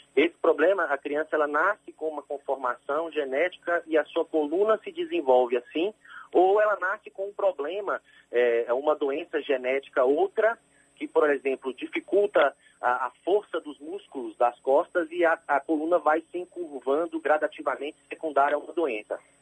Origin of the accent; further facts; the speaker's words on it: Campina Verde, Minas Gerais, Brazil; moved away as an adult; also born or lived in Rio de Janeiro; now in Salvador, Brazil; eu sou natural do Triângulo Mineiro, lá de Minas Gerais, uma cidade que se chama Campina Verde